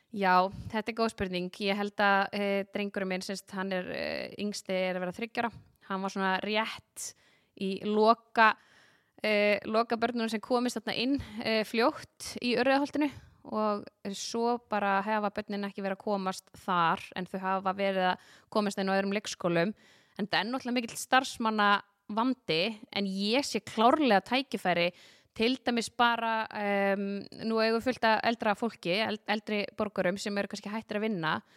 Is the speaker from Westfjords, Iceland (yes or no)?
no; Garðabær, Capital Region, Iceland; also born or lived in Reykjavík / Hafnarfjörður; ég er sem sagt uh, ólst upp í Garabæ